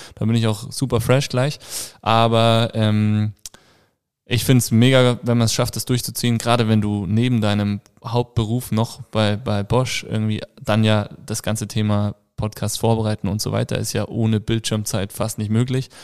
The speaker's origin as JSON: {"language": "German", "region": "Hesse", "country": "Germany", "moved": "yes", "lives_now": "Tyrol, Austria", "said": "Ich komme ursprünglich aus Hessen."}